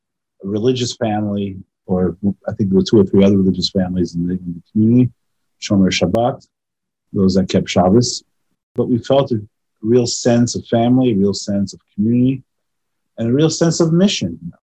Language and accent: English; Westbury, New York, United States; also born or lived in Brooklyn, New York; I was born in Brooklyn, New York. And then my father, who was a rabbi, my father should rest in peace, was a rabbi and he was a teacher, tremendous influencer in the Jewish community and a businessman. We moved to Westbury, Long Island, where myself and my sisters grew up.